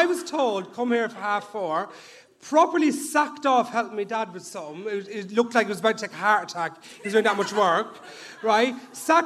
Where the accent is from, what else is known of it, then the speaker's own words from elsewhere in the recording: Dublin, Leinster, Ireland; I'm from Ballymun